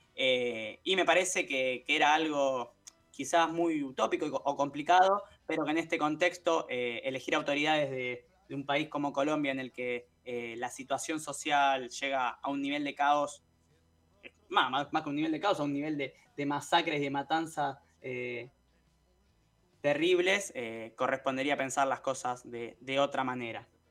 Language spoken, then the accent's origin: Spanish; Argentina; como pueblo argentino